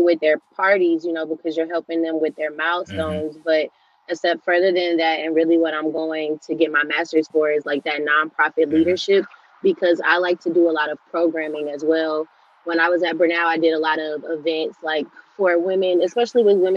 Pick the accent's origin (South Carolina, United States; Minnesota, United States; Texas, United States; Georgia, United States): Georgia, United States; also born or lived in Cleveland, Ohio; I'm originally from Cleveland, Ohio, but I've been in Georgia my whole life. So yeah, I guess I'm from Georgia